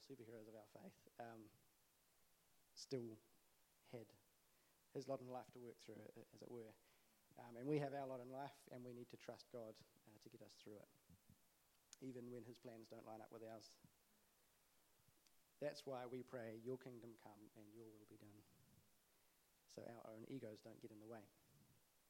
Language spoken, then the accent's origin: English; Auckland, New Zealand; the church I grew up in Auckland